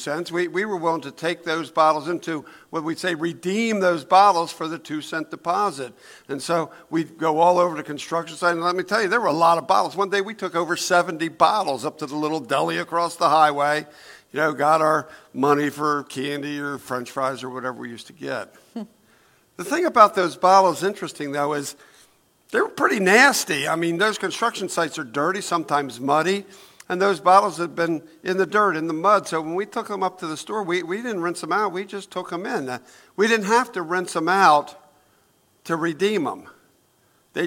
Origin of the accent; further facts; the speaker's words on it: Newark, United States; when I was 10 years old, we lived in Newark, in Brookside, actually. But we moved from Brookside to the other side of town